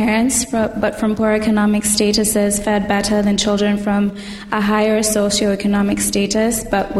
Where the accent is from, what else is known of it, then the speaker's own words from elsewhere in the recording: Kenya; I'm from Kenya, but I'm with a group from the US.